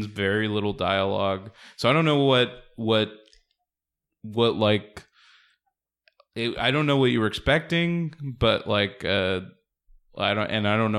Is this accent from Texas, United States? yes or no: no; La Mirada, California, United States; I grew up in La Mirada, but my grandparents lived in Huntington Park